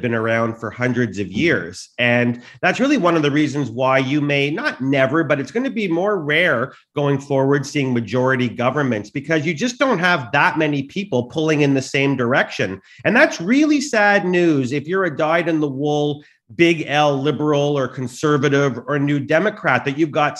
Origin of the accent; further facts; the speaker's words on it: Canada; I'm Canadian